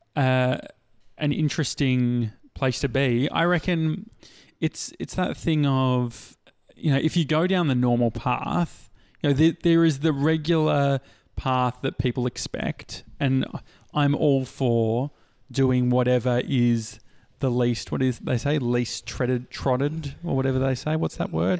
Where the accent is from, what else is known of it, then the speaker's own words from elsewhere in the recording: Australia; as an Australian